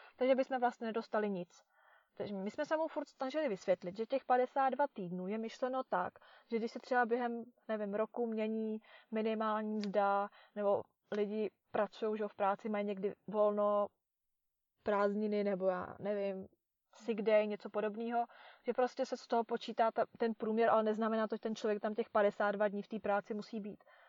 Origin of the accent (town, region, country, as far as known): Czechia; moved away